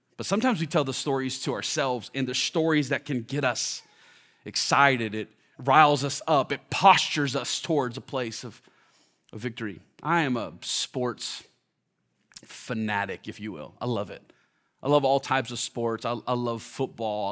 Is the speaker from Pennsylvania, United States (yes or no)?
no; Orlando, Florida, United States; now in Washington, D.C., United States; I grew up in Orlando